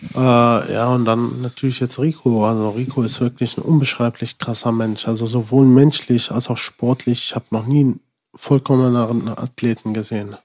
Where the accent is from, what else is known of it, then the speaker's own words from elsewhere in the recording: Sinzig, Rhineland-Palatinate, Germany; also born or lived in Frankenberg, Hesse; wir sind dann eigentlich so zur fünften Klasse damals ungefähr äh, nach Sinzig gezogen